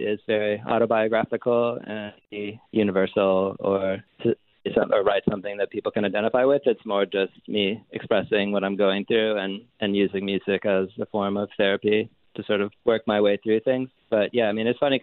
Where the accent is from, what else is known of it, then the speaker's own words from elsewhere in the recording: Rocky River, Ohio, United States; moved away; also born or lived in Georgia; I'm from a small, from like Rocky River, Ohio, which is a suburb of Cleveland.